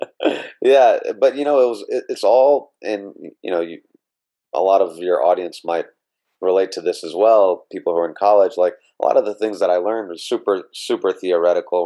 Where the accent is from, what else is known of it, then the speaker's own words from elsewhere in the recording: Meridian, Mississippi, United States; moved away as an adult; I was born in Mississippi in a small town called Meridian uh, born and raised there uh, until I went off to, to college at Stanford